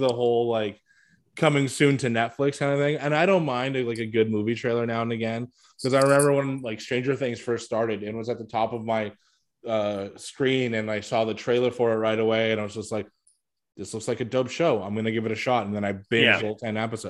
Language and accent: English; Canada; I am Canadian.